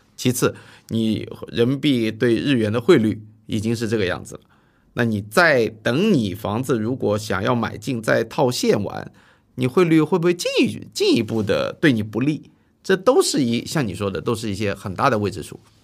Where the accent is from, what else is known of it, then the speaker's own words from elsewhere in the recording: Zhejiang, China; moved away; 到我老家，你去跟浙江一些地方